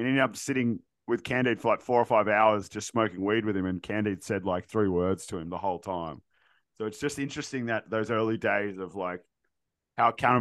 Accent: Canada; now in Australia; I grew up in Canada

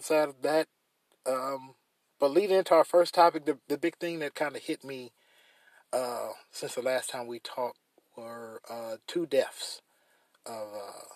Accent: United States; As an American

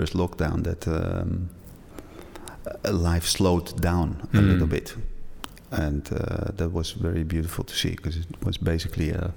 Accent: Edam, North Holland, Netherlands; In a very small village in Edam. It's about 30 minutes from Amsterdam

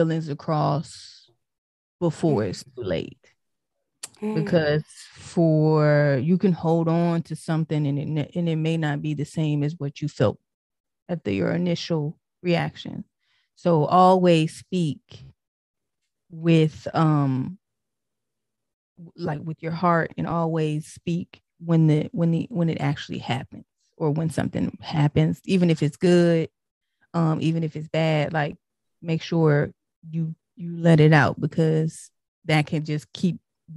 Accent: Tennessee, United States; also born or lived in Detroit, Michigan; I'm originally from Detroit, but I was raised in Tennessee, so I got more of the down south, southern type background.

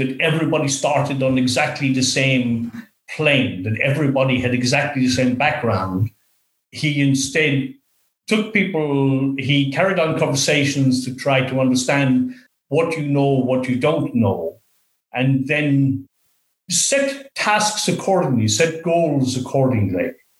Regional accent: west of Ireland, Ireland; now in Australia; So to that extent, it was a very different place to be than growing up in the West of Ireland.

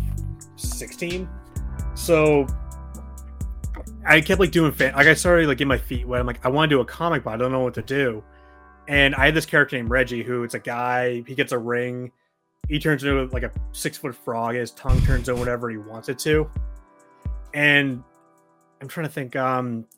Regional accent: New Hampshire, United States; now in Maine, United States; I'm from New Hampshire. I live mm-hmm. in Maine currently

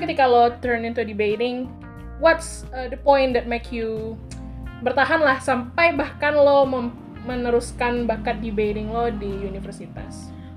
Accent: West Sumatra, Indonesia; mencintai kampung halaman jadi gue tetap SD di SD daerah gue

